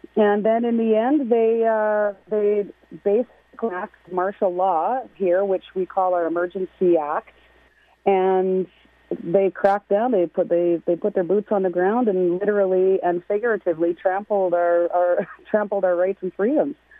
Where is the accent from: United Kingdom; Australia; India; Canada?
Canada; Canada was a very dark place. There was there were there were so many suicides in my hometown